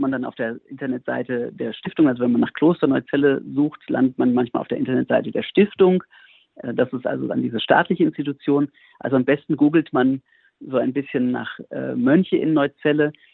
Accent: near Frankfurt am Main, Hesse, Germany; moved away as an adult; also born or lived in Bamberg / Montpellier / Berlin; now in Heiligenkreuz, Austria; Ich bin selber Deutscher, komme aus der Nähe von Frankfurt am Main ursprünglich

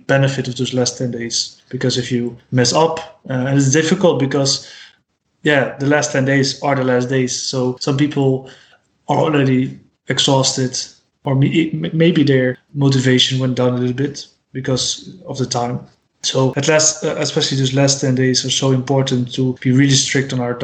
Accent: Rotterdam, South Holland, Netherlands; English is a second language; I'm from Rotterdam

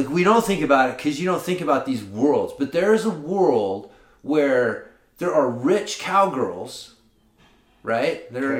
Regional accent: the South, United States; maybe it's just because I'm from the South originally

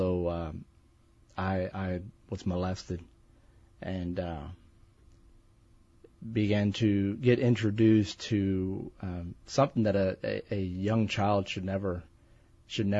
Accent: East Texas, United States; I'm from Texas. Good. Born and raised all my life, and grew up in East Texas

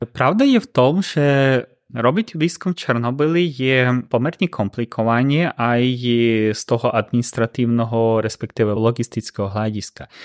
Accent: Ukraine; Slovak is a second language; now in Slovakia; som Ukrajinec

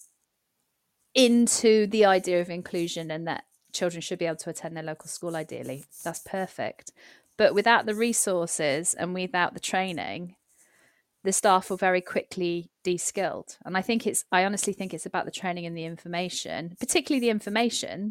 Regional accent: Cardiff, Wales, United Kingdom; moved away; also born or lived in Gloucestershire; I'm from a big city. I'm from Cardiff.

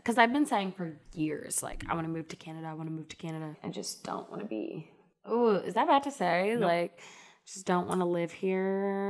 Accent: St. Louis, Missouri, United States; I grew up in St. Louis, Missouri.

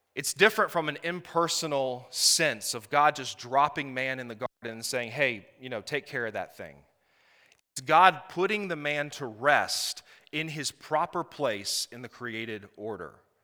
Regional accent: Blacksburg, Virginia, United States; we are from Blacksburg, Virginia. So if a y'all slips out, I'm sorry.

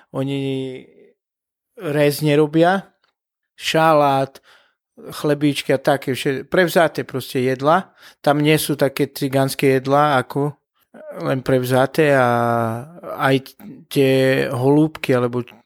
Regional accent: Bardejov, Prešov Region, Slovakia; Tak ja som e, z Bardejova, z východu

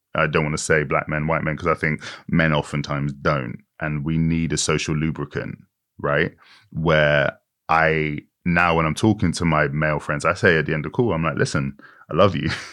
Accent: United Kingdom; Britain that I grew up

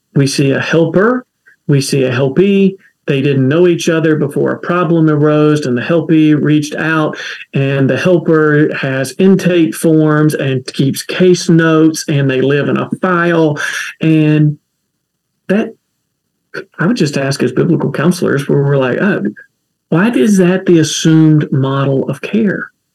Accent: Kentucky, United States; accent: folksy; now in Durham, United States; I talk folksy because I'm from Kentucky

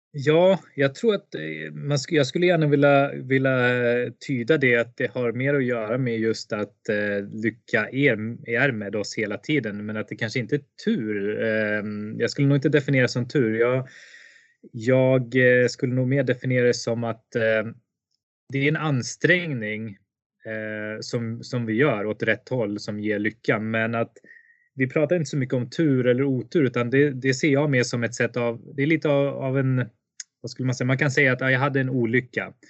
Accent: Sweden; moved away as an adult; also born or lived in India; jag föddes i Indien och blev adopterad till Sverige 1985, eh, föddes 1984. Eh, och efter att ha levt ett väldigt, väldigt, eh, vad ska man säga, stabilt liv i Sverige under 25 år ungefär

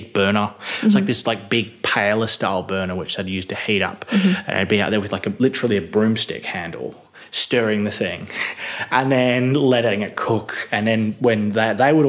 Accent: Midland, Western Australia, Australia; I grew up in Midland. I grew up on a chicken farm in Midland.

